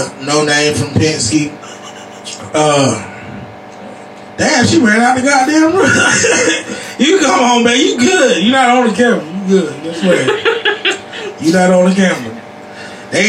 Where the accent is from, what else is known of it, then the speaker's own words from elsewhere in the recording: United States; I'm from Sandy Level